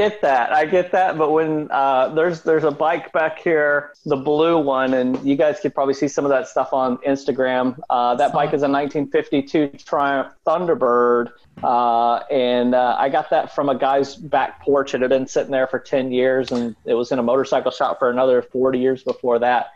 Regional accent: Tennessee, United States; I grew up right on the Tennessee-Alabama state line. I was about 2 miles into Tennessee, just north of Florence, Alabama, which pretty close to Columbia, between Columbia and Savannah, Tennessee, way down in the south there.

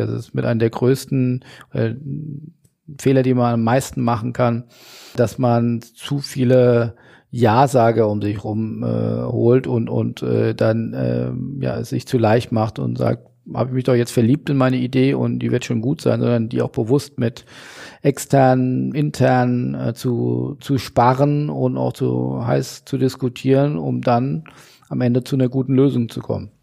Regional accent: Hesse, Germany; im hessischen heimischen äh, Weinberg

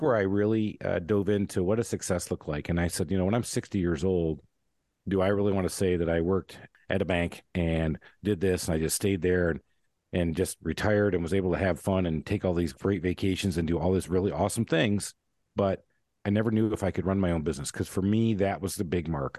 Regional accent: Michigan, United States; I grew up in Michigan

